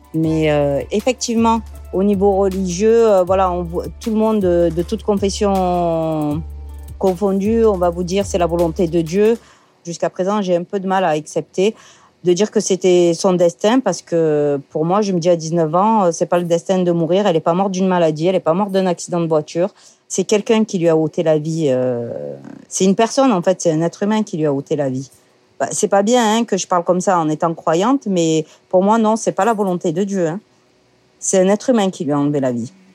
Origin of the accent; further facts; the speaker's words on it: Marseille, Provence-Alpes-Côte d'Azur, France; also born or lived in Paris; je suis née à Marseille. J'aime ma ville. J'y suis très, très attachée. J'ai grandi, euh, notamment, euh, dans le centre-ville